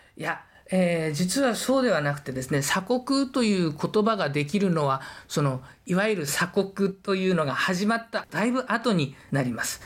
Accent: Yokohama, Kanagawa, Japan; moved away as an adult; now in Okinawa, Japan; 私はもともと横浜の出身で

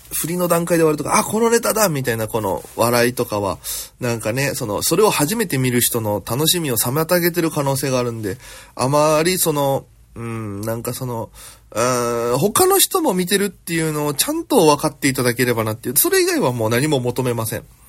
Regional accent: Okinawa, Japan; moved away as an adult; now in Tokyo, Japan; 私県出身で現在東京でフリーなピン芸人として活動しております

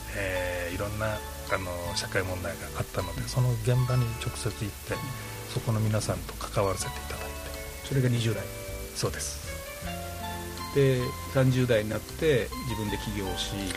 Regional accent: Yomitan, Okinawa, Japan; accent: Okinawan pronunciation; moved away as an adult; also born or lived in Tokyo; 生まれ育ちずっと読みたん

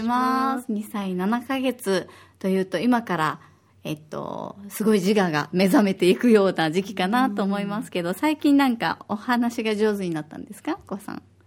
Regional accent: Osaka, Japan; moved away as an adult; now in Okinawa, Japan; 私は大阪出身で小学5年生と3年生の2人の子育て真っ最中です。

